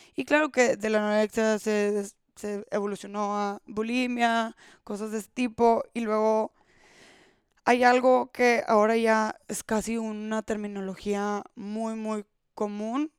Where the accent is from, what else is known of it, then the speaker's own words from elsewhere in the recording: Monterrey, Nuevo León, Mexico; Soy de Monterrey, México